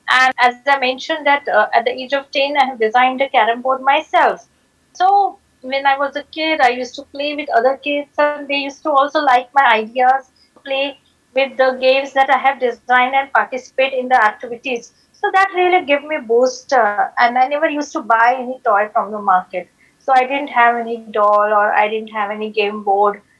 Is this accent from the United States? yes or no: no; Nagpur, Maharashtra, India; also born or lived in Ahmedabad; I started a company called as Dream Decoration in my hometown, Nagpur.